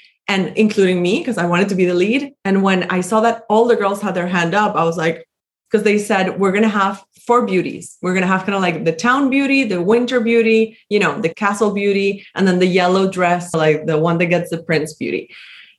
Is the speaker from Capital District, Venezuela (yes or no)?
yes; Caracas, Capital District, Venezuela; I grew up in Caracas, which is the capital of Venezuela